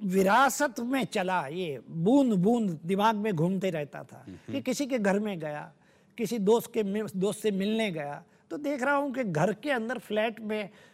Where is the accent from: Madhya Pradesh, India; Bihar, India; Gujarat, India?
Gujarat, India; Saurashtra; मेरा जन्म सौराष्ट्र गुजरात में हुआ था